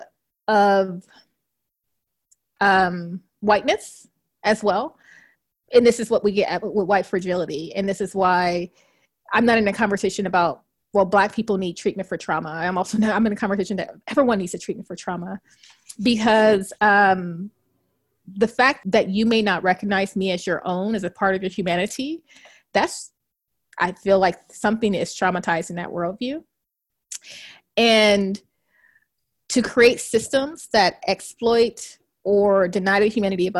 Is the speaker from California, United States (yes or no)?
yes; Compton, California, United States; When I was growing up in Compton